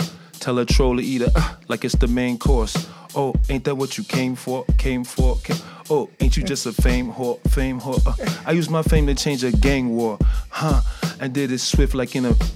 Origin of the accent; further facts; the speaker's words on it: Chicago, Illinois, United States; I'm from Jackson Boulevard, like in between Cicero and Laramie. Yeah, right there. 5024. Yeah, I went to Resurrection